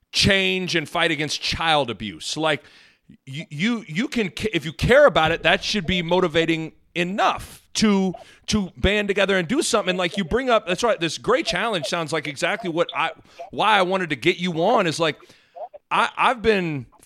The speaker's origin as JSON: {"language": "English", "town": "Lincoln", "region": "Nebraska", "country": "United States", "tie": "born or raised there", "also_born_or_lived": "Lawrence, Kansas", "moved": "yes", "said": "growing up in Lincoln, Anthony, it was everybody looked like me. They came from a family like me. Their house was like mine. Their financial situation was like mine."}